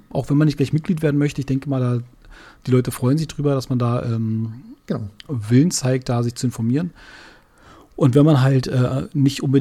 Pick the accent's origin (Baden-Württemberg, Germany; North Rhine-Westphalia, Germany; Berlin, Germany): Berlin, Germany; Wir, man muss dazu sagen, wir sind ja beide Berliner.